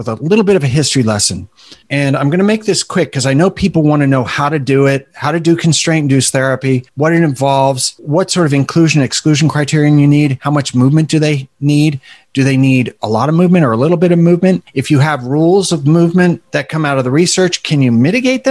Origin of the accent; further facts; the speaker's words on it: New York City, New York, United States; I was born in Manhattan